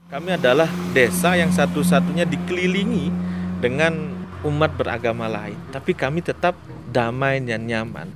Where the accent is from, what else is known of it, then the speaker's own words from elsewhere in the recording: Bali, Indonesia; Kami orang Bali